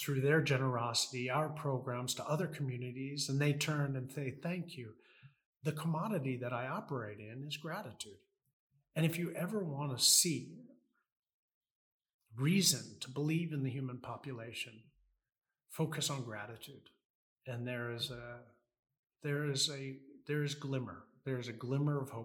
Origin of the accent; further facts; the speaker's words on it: United States; I'm American.